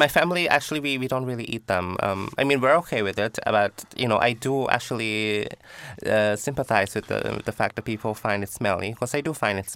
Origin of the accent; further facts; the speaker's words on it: Pattaya, Chonburi, Thailand; moved away as an adult; now in Poland; I came from Pattaya